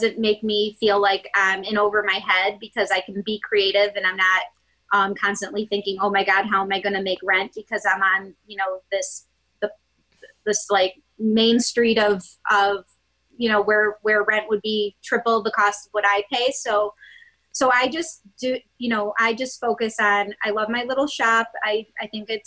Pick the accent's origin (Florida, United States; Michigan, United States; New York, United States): New York, United States; Gates; also born or lived in Boston / Spencerport, New York; I grew up in Gates, New York